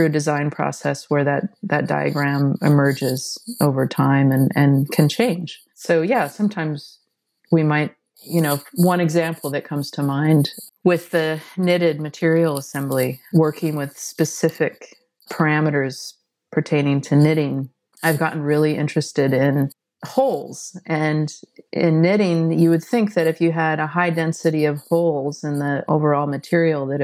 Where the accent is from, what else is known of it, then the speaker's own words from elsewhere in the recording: Seattle, Washington, United States; I grew up in Seattle and so experienced the birth of grunge.